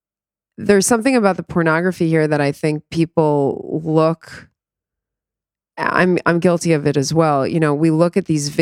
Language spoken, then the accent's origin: English; New York, United States; born there; I was born in New York. I'm the first American born to Israelis who left Israel.